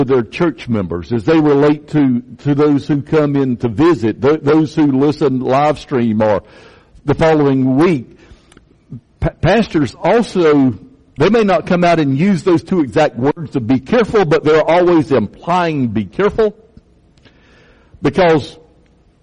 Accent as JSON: {"language": "English", "area": "Chesterfield County", "region": "South Carolina", "country": "United States", "tie": "born or raised there", "said": "I grew up in Chesterfield County"}